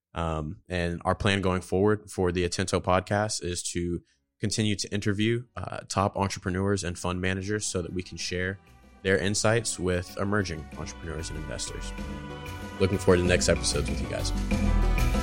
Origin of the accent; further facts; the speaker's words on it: Dallas, Texas, United States; moved away as an adult; also born or lived in St. Louis, Missouri; now in Tulsa, United States; in Dallas, Texas, where I was born and raised